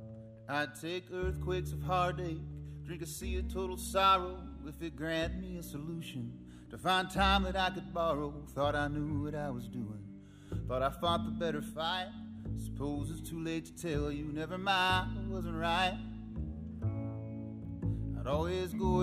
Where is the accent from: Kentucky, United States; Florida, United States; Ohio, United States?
Kentucky, United States; Louisa; I grew up in Louisa, Kentucky